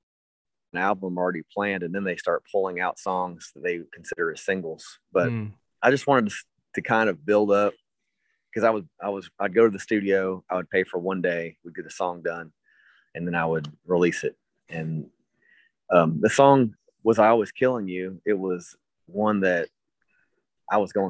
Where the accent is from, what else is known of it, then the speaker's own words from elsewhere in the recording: Berea, Kentucky, United States; growing up in Berea, Kentucky